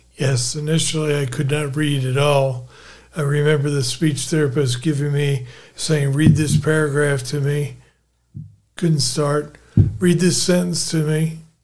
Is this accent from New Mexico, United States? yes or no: no; Philadelphia, Pennsylvania, United States; I was born in Philadelphia